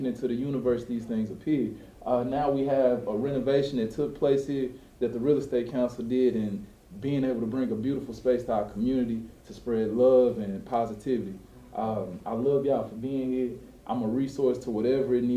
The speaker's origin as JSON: {"language": "English", "town": "Dallas", "region": "Texas", "country": "United States", "tie": "born or raised there", "said": "I grew up in this neighborhood"}